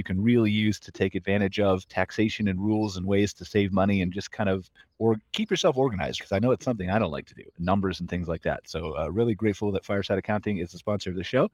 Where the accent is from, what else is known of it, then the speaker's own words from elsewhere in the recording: United States; now in Canada; being an American in Canada